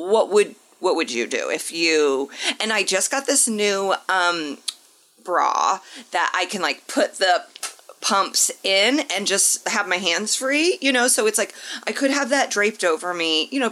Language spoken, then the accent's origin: English; Indianapolis, Indiana, United States; moved away; I have been asked to MC a reproductive rights rally in my hometown of Indianapolis.